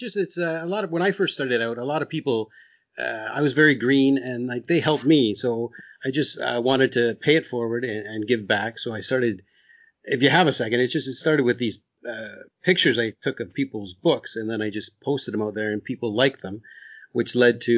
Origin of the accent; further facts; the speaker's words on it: Canada; I'm Canadian